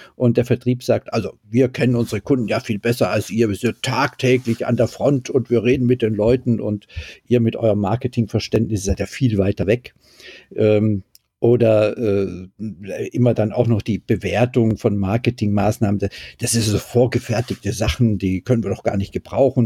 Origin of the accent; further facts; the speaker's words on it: Düsseldorf, North Rhine-Westphalia, Germany; Ich als Düsseldorfer